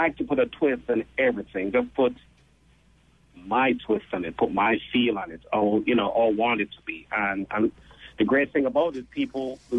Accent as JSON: {"language": "English", "country": "Jamaica", "moved": "yes"}